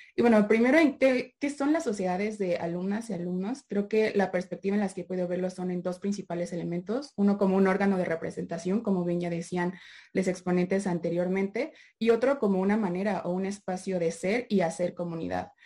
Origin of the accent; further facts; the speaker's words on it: Mexico; como buenas personas mexicanas